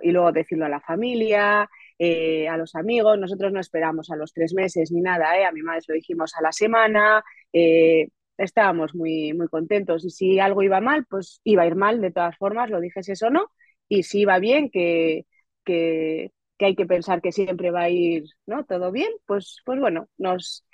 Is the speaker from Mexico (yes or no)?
no; Getxo, Basque Country, Spain; now in Otxandio, Spain; yo soy de Guecho, de un pueblo de la costa vizcaína